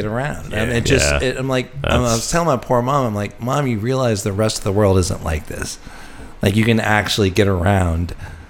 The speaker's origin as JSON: {"language": "English", "town": "Charlotte", "region": "North Carolina", "country": "United States", "tie": "born or raised there", "moved": "yes", "lives_now": "New Orleans, United States", "said": "I grew up in Charlotte, North Carolina."}